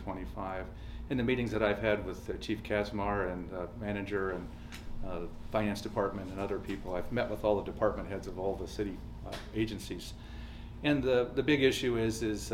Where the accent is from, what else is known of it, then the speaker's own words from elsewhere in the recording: Tucson, Arizona, United States; I'm a native, born and raised in Tucson